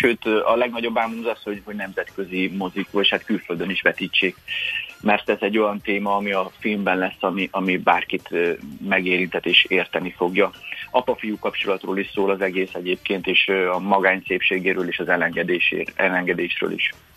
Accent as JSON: {"language": "Hungarian", "country": "Hungary", "said": "mi magyarok"}